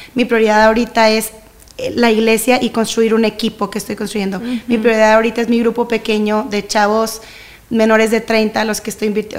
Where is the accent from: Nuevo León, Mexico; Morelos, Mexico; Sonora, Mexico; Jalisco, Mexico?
Nuevo León, Mexico; Monterrey; soy de Monterrey, tengo toda mi vida aquí